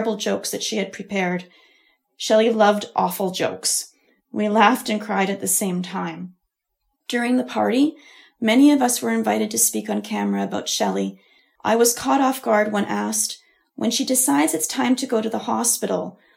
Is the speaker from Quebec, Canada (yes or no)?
no; Ontario, Canada; I was born and raised in Ontario